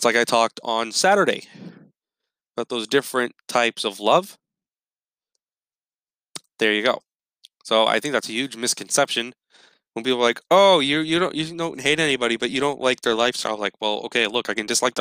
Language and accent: English; United States; me being an American Catholic